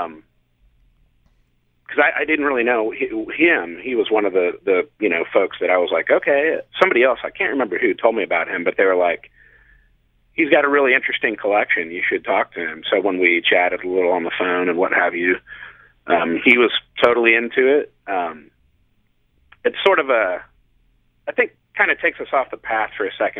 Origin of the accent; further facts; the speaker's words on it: Kansas City, Missouri, United States; now in San Diego, United States; growing up in Kansas City, there was a place called Rock Therapy